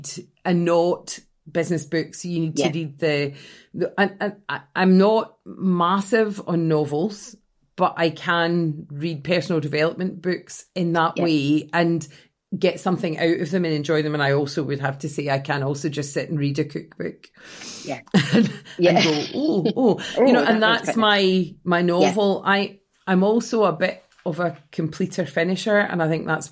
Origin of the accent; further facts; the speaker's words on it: Scotland, United Kingdom; as a Scot